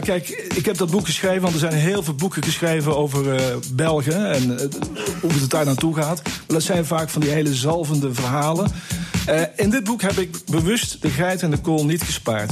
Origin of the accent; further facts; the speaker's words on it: Netherlands; moved away; ik een, Nederlander ben